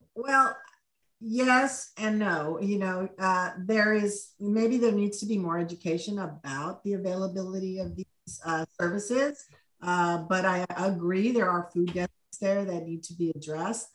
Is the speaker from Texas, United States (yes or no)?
yes; Laredo, Texas, United States; moved away as an adult; now in Austin, United States; I was born in Laredo, Texas, but I came to U T to go